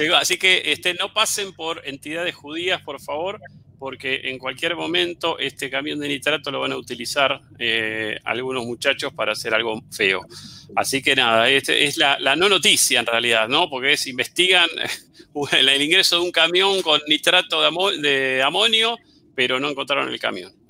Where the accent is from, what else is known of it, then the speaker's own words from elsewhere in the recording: Argentina; somos muchísimos los argentinos que tenemos más de 200 millones de pesos en el banco